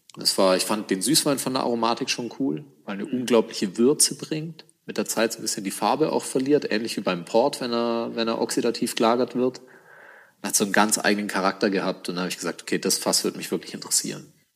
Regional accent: Germany; als Deutscher in Panama die Distille hochzuziehen

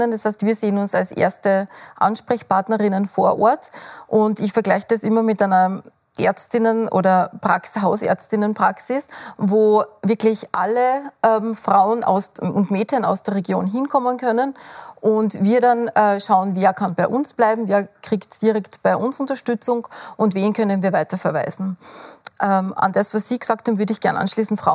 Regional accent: Leibnitz, Styria, Austria; Wie Sie sagen, ich komme äh, aus dem Süden der Steiermark, aus Leibniz und wir sind in einem sehr ländlichen Raum.

